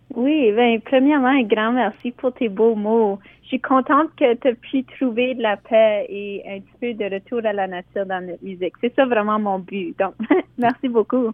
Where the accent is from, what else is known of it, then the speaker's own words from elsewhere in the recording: Sudbury, Ontario, Canada; je viens, comme tu dis, de Sudbury, où ce que on a appris à parler anglais et français en même temps